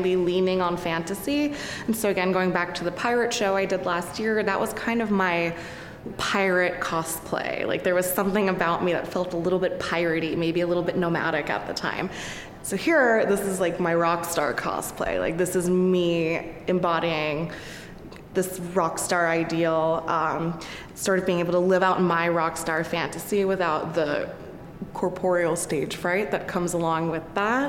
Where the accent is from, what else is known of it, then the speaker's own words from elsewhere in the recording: New Jersey, United States; also born or lived in Manhattan, New York; I was born in Manhattan, but I was raised in New Jersey